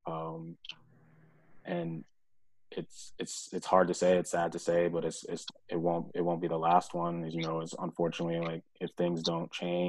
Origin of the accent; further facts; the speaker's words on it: Bowie, Maryland, United States; moved away as an adult; also born or lived in Winston-Salem, North Carolina / Dallas, Texas; now in Minnesota, United States; I grew up in Bowie, Maryland